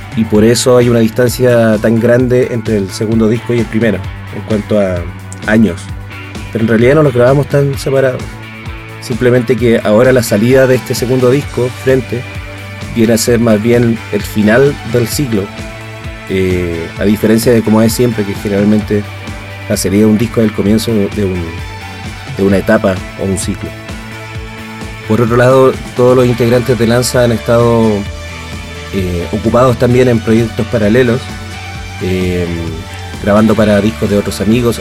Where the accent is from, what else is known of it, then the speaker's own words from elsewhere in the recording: Chile; moved away as an adult; now in Mexico; nosotros somos chilenos también en el extranjero